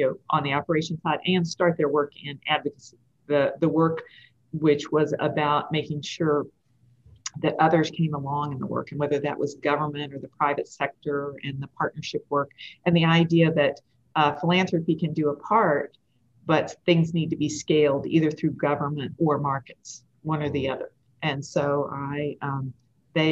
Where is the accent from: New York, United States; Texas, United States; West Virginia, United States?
West Virginia, United States; Hinton; moved away as an adult; also born or lived in Seattle; I'm from Hinton, Three Rivers and the Lake